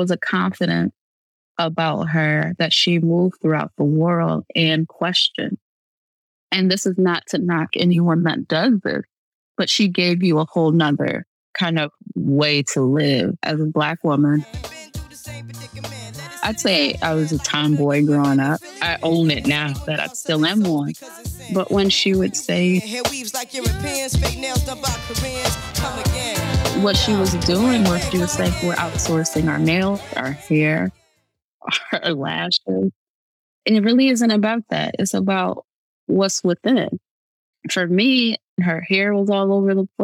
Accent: Midwest, United States; now in Rochester, United States; I was 12. I'm from the Midwest

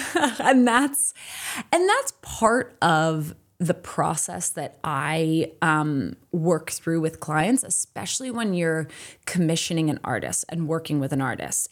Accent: New Jersey, United States; also born or lived in Maine; now in Boston, United States; I grew up in New Jersey

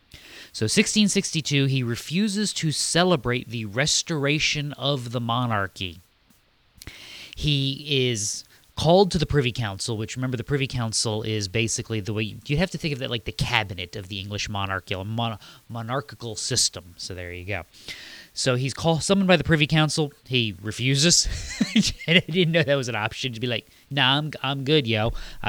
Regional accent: United States; I'm an American

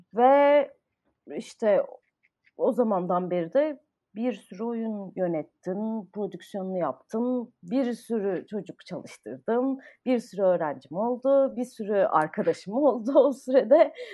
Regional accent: Ankara, Turkey; moved away as an adult; also born or lived in Istanbul / United States; ben Ankara'da doğdum. Ee, lise sona kadar Ankara'daydım. Ondan sonra uluslararası ilişkiler okumak üzere İstanbul'a taşındım.

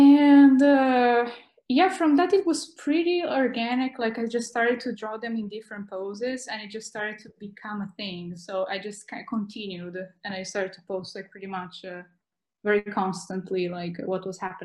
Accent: North Region, Brazil; English is a second language; also born or lived in South of Brazil / Portugal; now in Bologna, Italy; I'm from Brazil. I'm from the north of Brazil, but okay. I moved quite a lot. Like I also moved to the south of Brazil, then I went to Portugal.

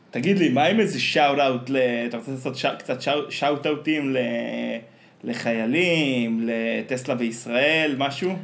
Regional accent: Afikim, Northern District, Israel; born or raised there

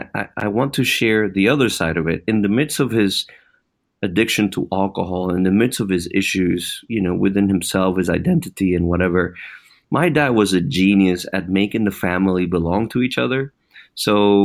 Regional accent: Puerto Rico; moved away; I was born and raised in Puerto Rico

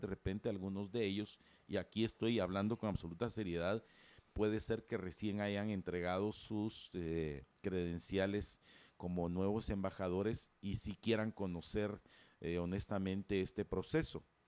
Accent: Guatemala; como ciudadanos guatemaltecos

